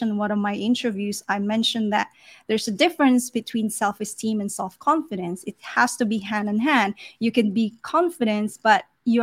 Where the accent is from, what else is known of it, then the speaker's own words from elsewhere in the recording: Philippines; also born or lived in South Africa; I was born in South Africa, and I was the only one who's born outside the Philippines